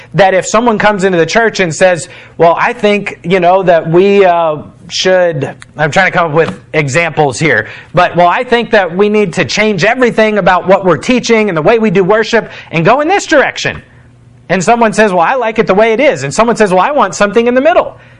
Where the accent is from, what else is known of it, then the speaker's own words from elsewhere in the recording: United States; as an American